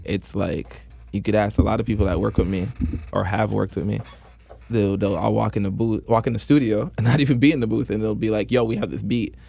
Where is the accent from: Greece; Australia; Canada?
Canada; Toronto, Ontario; born or raised there